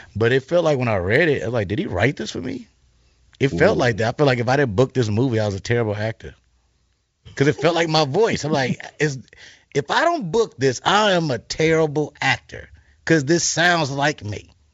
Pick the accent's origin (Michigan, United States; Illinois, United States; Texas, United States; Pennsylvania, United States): Illinois, United States; Chicago; I'm from Chicago